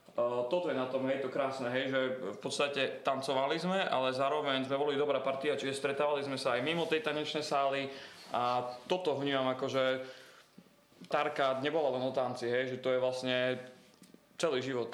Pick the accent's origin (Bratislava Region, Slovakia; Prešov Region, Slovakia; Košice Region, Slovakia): Prešov Region, Slovakia; Bardejov; moved away as an adult; also born or lived in Nitra; som z Bardeva, idem do Nitry na katedru etnológie a folkloristiky